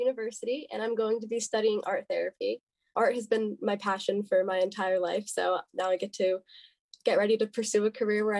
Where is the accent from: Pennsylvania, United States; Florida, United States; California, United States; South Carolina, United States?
Pennsylvania, United States; Bethlehem; I'm from Bethlehem, Pennsylvania.